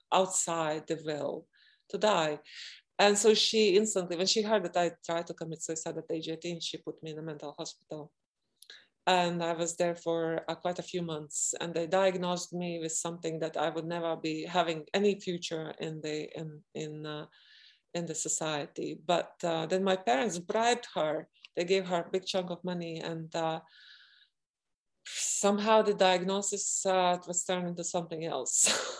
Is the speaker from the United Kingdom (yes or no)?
no; Latvia; I was born in Latvia, where there are two extremes